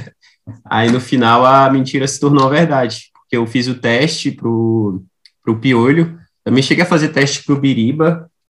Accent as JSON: {"language": "Portuguese", "town": "Samambaia", "region": "Federal District", "country": "Brazil", "tie": "born or raised there", "said": "periferia aqui em Brasília, onde eu, onde eu cresci, né. Cresci num bairro chamado Samambaia, é, que não faz parte de Brasília, faz parte do Distrito Federal"}